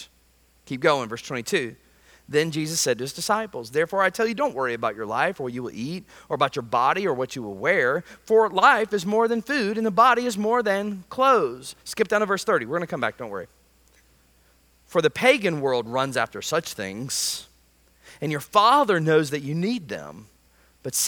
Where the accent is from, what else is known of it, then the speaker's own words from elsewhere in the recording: United States; as an American